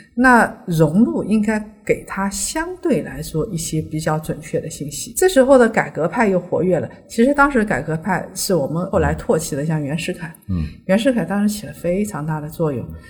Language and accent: Chinese; China; 我们中国人传统排序里边都是士农工商嘛